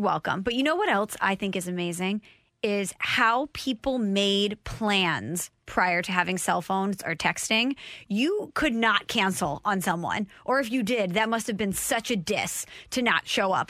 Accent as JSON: {"language": "English", "region": "Illinois", "country": "United States", "moved": "yes", "lives_now": "Missouri, United States", "said": "I'm from the Illinois side, over here in Missouri"}